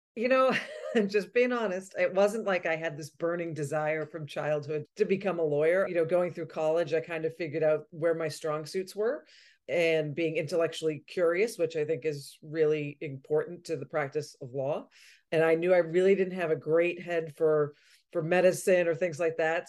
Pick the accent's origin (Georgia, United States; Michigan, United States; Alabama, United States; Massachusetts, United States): Massachusetts, United States; Malden; also born or lived in Vermont; I grew up in Malden, Massachusetts, just outside of Boston